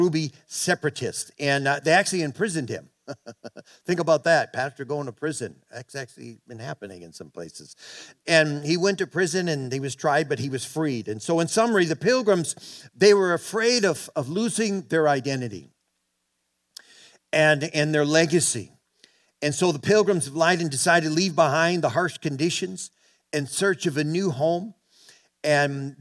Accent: Boston, Massachusetts, United States; moved away as an adult; I grew up in Boston in the South Shore.

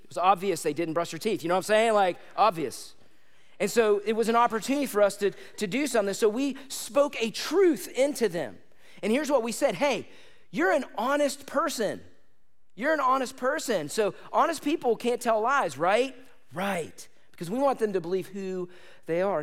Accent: United States; I like being an American

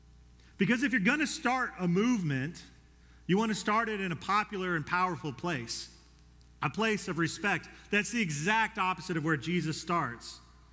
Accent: Colorado, United States; When I came here from Colorado, I was one of like three people that I knew at ACU.

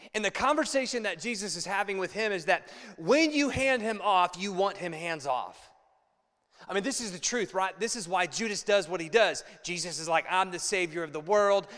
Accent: Ohio, United States; now in Chicago, United States; I'm from Ohio, and Ohio, we're hillbillies. And so we say we bow up

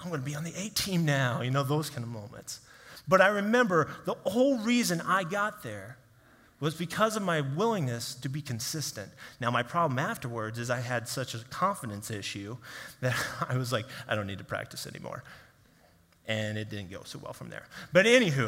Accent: Kansas City, United States; I grew up in Kansas City area

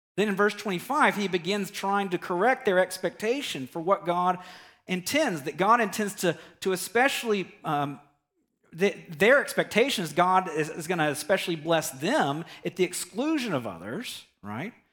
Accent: United States; us as American Christians

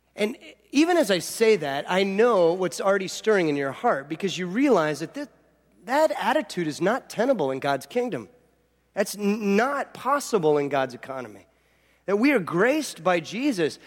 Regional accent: Southern California, United States; growing up in Southern California

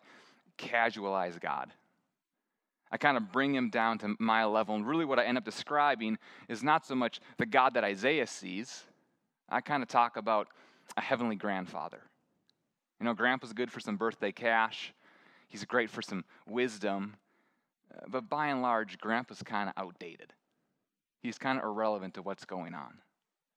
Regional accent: Midwest, United States; moved away; I grew up in the Midwest

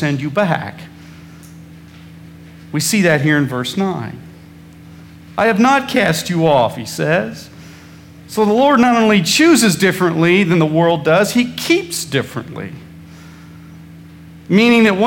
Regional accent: Midwest, United States; when I was growing up in the Midwest

